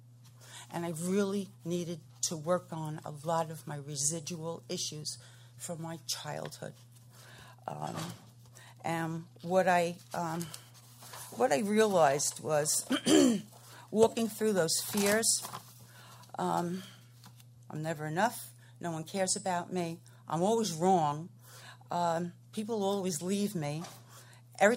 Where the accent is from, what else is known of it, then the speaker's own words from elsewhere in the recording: North Carolina, United States; I'm from Piscataway Forest, North Carolina